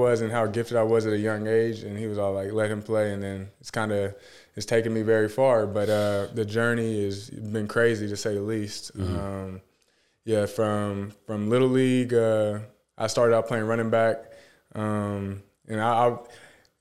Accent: Moore, Oklahoma, United States; I'm actually from Moore, Oklahoma

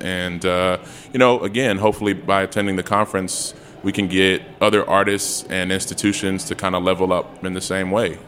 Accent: Chicago, Illinois, United States; now in Washington, D.C., United States; I'm from Chicago.

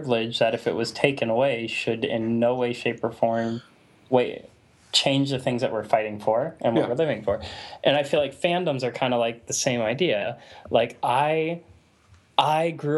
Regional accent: United States; I'm an American

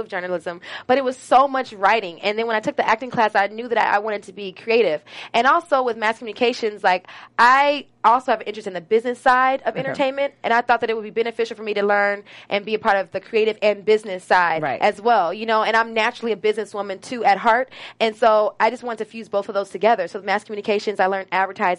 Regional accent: Los Angeles, California, United States; also born or lived in Berkeley; I'm from here, though. I'm from Los Angeles

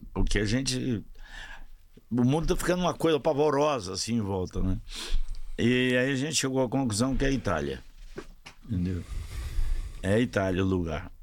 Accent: Ituiutaba, Minas Gerais, Brazil; moved away; also born or lived in Uberlândia; eu sou de Tuiutaba, em Minas

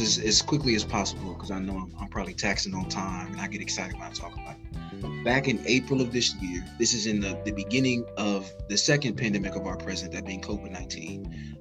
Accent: Indianapolis, Indiana, United States; I'm from Indianapolis, Indiana

